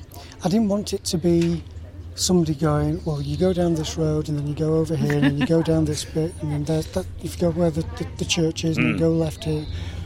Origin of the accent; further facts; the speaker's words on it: Ossett, Yorkshire and the Humber, United Kingdom; I had obviously had to go back to Ossett because that was my hometown.